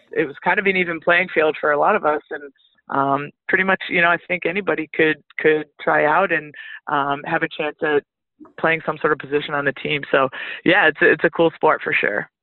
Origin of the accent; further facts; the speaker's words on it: Northeast, United States; moved away as an adult; also born or lived in Flagstaff, Arizona; I'm actually from the Northeast